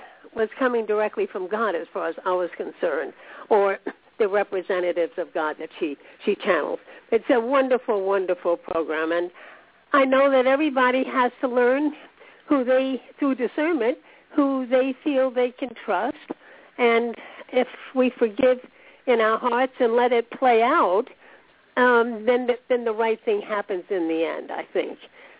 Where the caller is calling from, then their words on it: Florida, United States; I'm … from Florida.